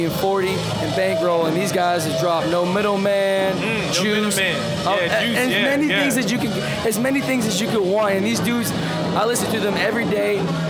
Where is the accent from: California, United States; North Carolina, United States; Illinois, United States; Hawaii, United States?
North Carolina, United States; Charlotte; Hey, I'm from East Charlotte. I'm 22.